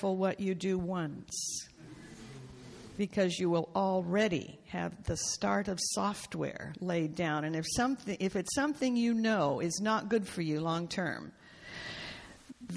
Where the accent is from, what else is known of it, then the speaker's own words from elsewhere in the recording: Canada; I was born in Canada and it was part of the British Empire